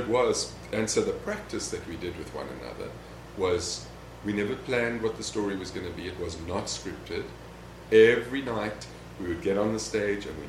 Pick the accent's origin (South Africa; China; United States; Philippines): South Africa; moved away; I came from South Africa